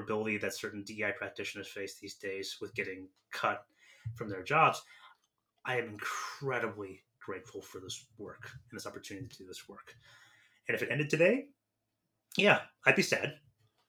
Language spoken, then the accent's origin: English; San Francisco, California, United States; moved away as an adult; also born or lived in Nashville; I'm from San Francisco originally